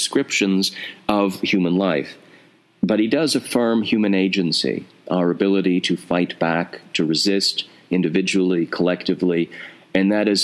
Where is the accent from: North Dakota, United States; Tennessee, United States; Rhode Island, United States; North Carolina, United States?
North Dakota, United States; now in New York City, United States; I'm from North Dakota. I live in New York City